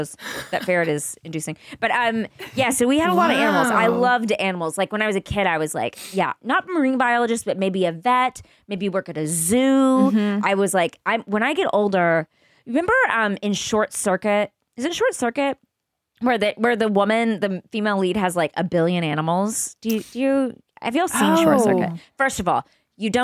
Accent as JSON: {"language": "English", "region": "Texas", "country": "United States", "tie": "born or raised there", "said": "I grew up in Texas"}